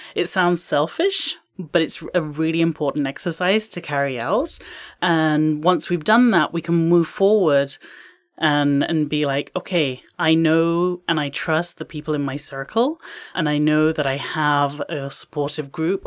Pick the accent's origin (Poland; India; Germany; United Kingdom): United Kingdom; England; now in Canada; I am from England